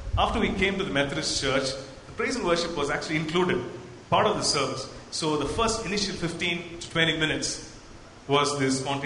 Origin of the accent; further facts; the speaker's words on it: Coimbatore, Tamil Nadu, India; now in Bangalore, India; I'm basically from Coimbatore, and I come from an Anglican, you know, CSI church kind of a background.